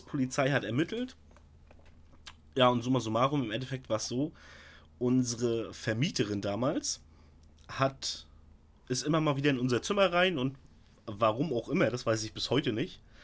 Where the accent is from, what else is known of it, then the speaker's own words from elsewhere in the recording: Stralsund, Mecklenburg-Vorpommern, Germany; also born or lived in Altenkirchen, Rügen; hier bei uns in Stralsund